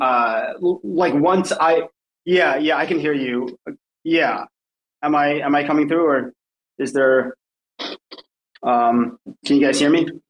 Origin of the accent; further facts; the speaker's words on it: New Jersey, United States; also born or lived in Southampton, United Kingdom; now in New York City, United States; then we moved to New Jersey, and that's kind of where I grew up most of my life, most of my child, most of my childhood, uh, going to middle school mm. and uh, high school